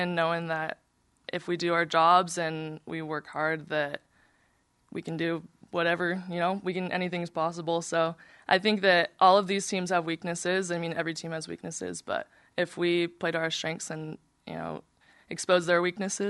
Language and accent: English; Arizona, United States; now in Utah, United States; I would have preferred Arizona because I'm from Arizona.